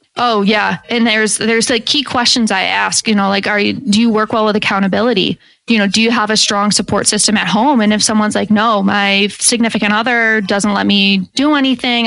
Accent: Syracuse, New York, United States; I'm from Syracuse, New York.

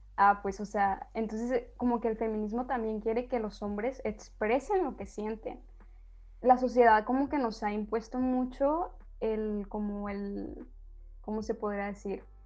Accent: Sinaloa, Mexico; somos de Sinaloa, entonces se tiene un concepto y que sí, hay muchísimos hombres machistas aquí

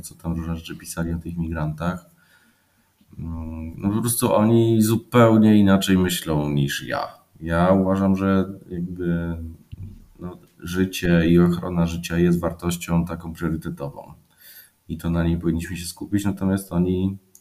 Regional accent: Poland; ja jestem stąd

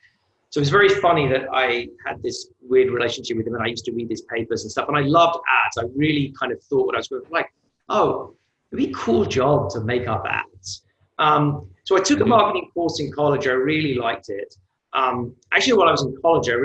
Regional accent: United Kingdom; moved away as an adult; also born or lived in New York; now in United States; I'm British, but I'm also American because my mother's originally from New York

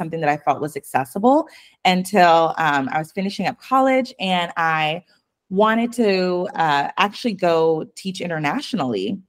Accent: Spokane, Washington, United States; I grew up in Eastern Washington and Spokane.

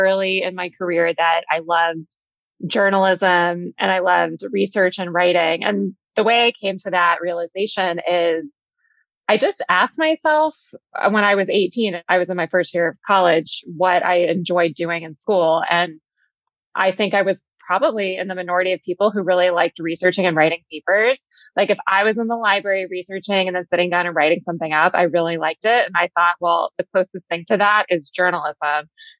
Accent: Texas, United States; I had this idea of it based on growing up in Texas and loving magazines.

